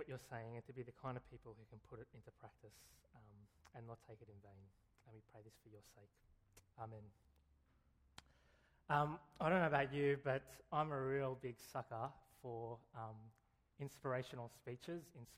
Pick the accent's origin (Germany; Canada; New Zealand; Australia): Australia; Canberra, Australian Capital Territory; I went to a pretty trashy high school in Canberra